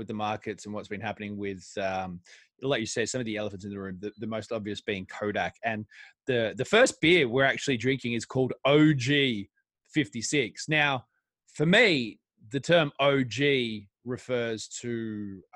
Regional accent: Australia; now in England; my home country of Australia

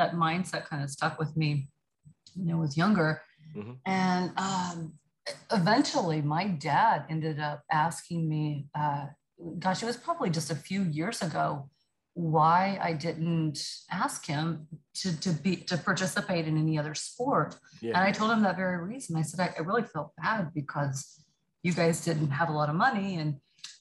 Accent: Choctaw, Oklahoma, United States; moved away as an adult; now in Dallas, United States; I grew up in a little bitty town called Choctaw, Oklahoma

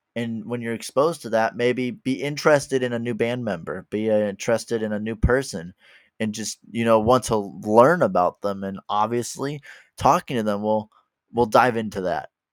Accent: Midwest, United States; I am from the Midwest in the United States

